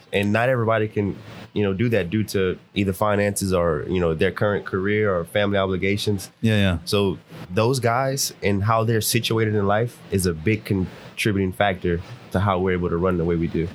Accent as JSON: {"language": "English", "town": "Lafayette", "region": "Louisiana", "country": "United States", "said": "I am from Lafayette, Louisiana"}